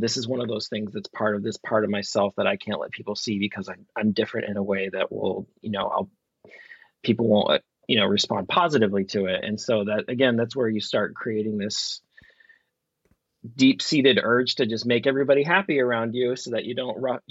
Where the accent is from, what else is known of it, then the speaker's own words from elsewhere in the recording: Vermont, United States; growing up in Vermont during the gay marriage debates that happened in the late 90s